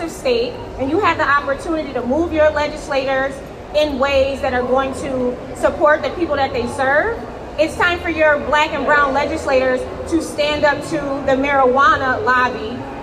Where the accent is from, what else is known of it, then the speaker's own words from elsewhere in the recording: New York, United States; I'm from New York State